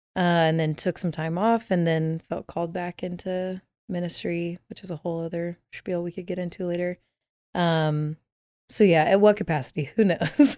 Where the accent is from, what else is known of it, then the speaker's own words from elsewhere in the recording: Dallas, Texas, United States; I grew up in Dallas, Texas